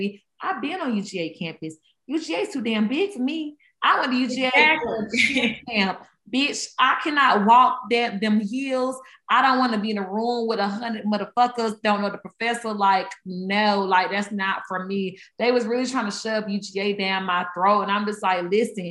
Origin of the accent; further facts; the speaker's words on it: Georgia, United States; I am from Georgia, so I went to high school, middle school, all day in Georgia